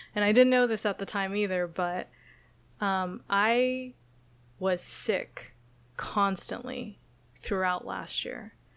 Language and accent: English; Okinawa, Japan; moved away; also born or lived in San Jose, California; moving to Okinawa, Japan, which is my hometown